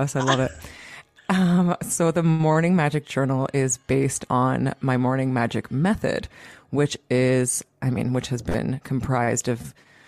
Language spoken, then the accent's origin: English; Toronto, Ontario, Canada; now in Greece; right now I'm living in Greece, and I'm from Toronto